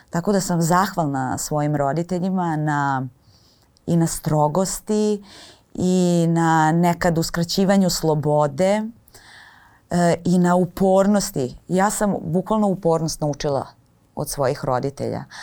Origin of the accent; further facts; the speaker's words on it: Kostolac, Braničevo District, Serbia; s obzirom na to da sam odrasla u Kostolcu